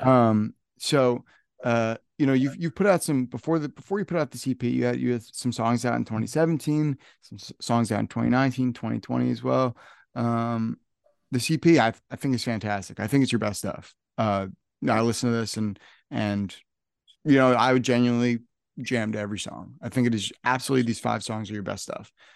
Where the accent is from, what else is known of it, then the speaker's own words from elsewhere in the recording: northern New Jersey, United States; I'm from northern New Jersey